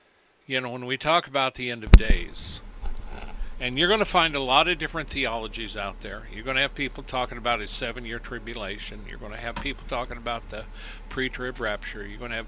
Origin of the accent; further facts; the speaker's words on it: China; now in United States; Growing up in Mao's China, all this is very familiar.